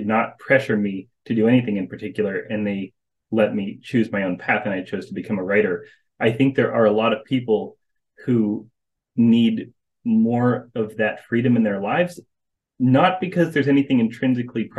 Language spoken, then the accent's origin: English; North Carolina, United States; I was born and raised in North Carolina